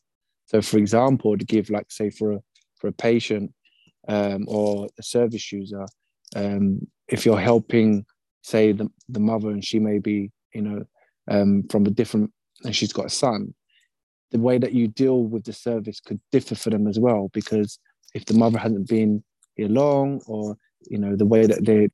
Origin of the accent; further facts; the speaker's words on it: United Kingdom; I'm British